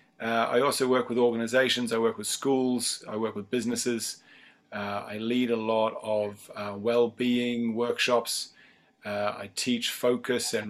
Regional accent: New Zealand; now in Dublin, Ireland; I'm based in Dublin, Ireland. I'm originally from New Zealand

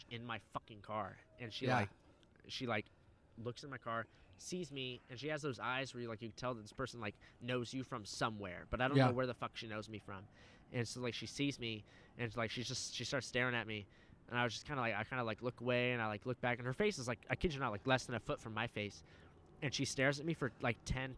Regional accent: Fountain Valley, California, United States; this hometown that I'm from, Fountain Valley.

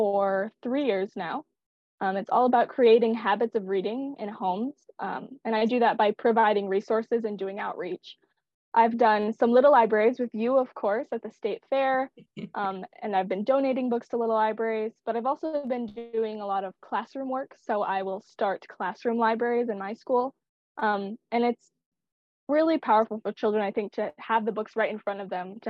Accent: Cheyenne River Reservation, South Dakota, United States; I was born and raised on the Cheyenne River Reservation.

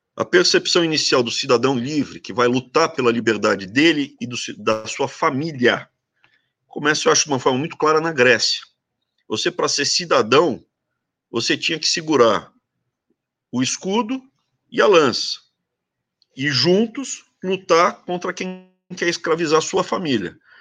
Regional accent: Brazil; eu sou muito brasileiro

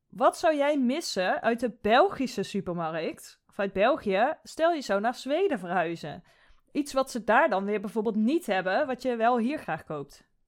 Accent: Netherlands; also born or lived in Sweden

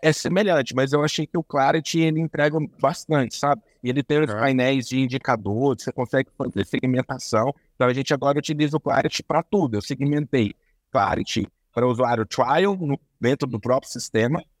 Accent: Uberaba, Minas Gerais, Brazil; Sou de Minas, sou de Minas, ah. aqui em Uberaba, no Triângulo Mineiro

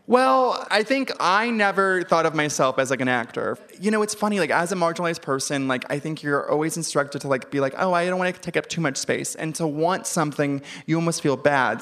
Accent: Ventura, California, United States; I'm from Ventura.

